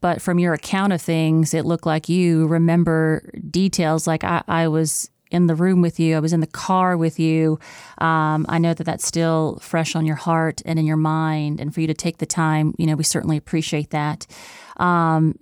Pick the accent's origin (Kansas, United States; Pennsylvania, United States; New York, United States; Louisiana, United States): Louisiana, United States; Livingston Parish; I'm from Livingston Parish